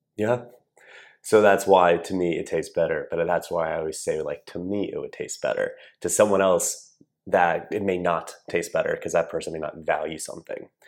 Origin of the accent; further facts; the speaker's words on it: Columbia, Maryland, United States; I grew up in a town called Columbia, Maryland, which is right in between Baltimore and D C